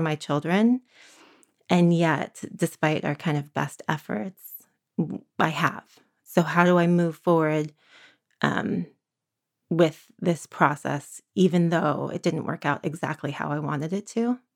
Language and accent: English; San Francisco, California, United States; also born or lived in Berkeley, California; now in Santa Cruz, United States; I was born in San Francisco in the early eighties.